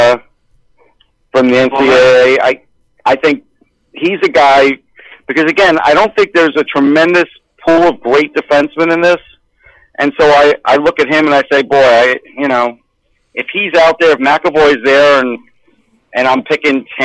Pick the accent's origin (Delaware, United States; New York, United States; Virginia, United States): New York, United States; North Massapequa; I'm from North Massapequa